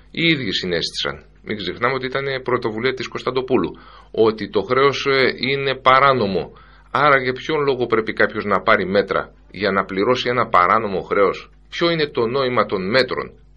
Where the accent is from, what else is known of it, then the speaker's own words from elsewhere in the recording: Greece; Πρώτα είμαστε Έλληνες και μετά Ευρωπαίοι.